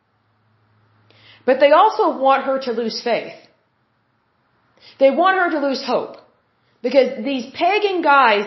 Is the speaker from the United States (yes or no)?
yes; Oklahoma, United States; I'm born and raised in Oklahoma, and I went to a university here in Oklahoma